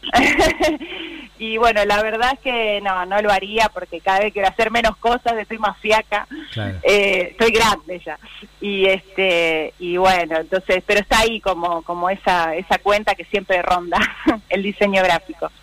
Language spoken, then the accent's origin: Spanish; San Martín, Buenos Aires Province, Argentina; Yo nací en San Martín y estábamos a 10 cuadras de la General Paz y Constituyentes